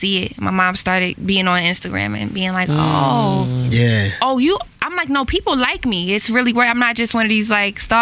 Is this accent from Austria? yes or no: no; Jamaica; I'm super Jamaican